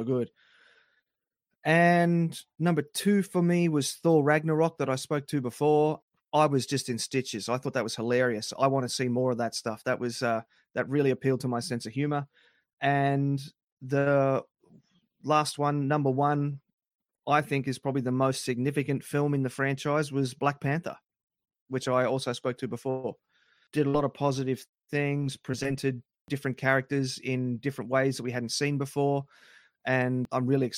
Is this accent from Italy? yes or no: no; Australia; my wife's American and I'm Australian